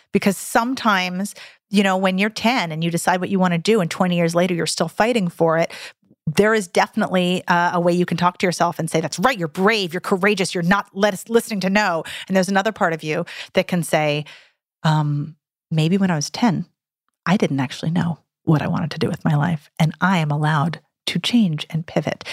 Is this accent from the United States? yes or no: yes; Santa Cruz, California, United States; in my hometown of Santa Cruz, California